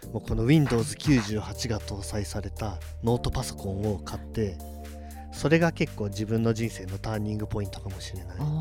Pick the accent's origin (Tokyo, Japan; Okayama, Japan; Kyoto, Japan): Kyoto, Japan; now in Hamamatsu, Japan; 僕京都出身なんです